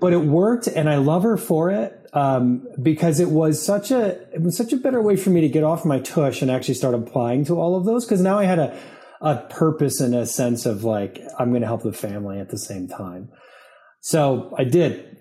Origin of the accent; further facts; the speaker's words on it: Saratoga Springs, New York, United States; also born or lived in Germany; I grew up in upstate New York at a little city called Saratoga Springs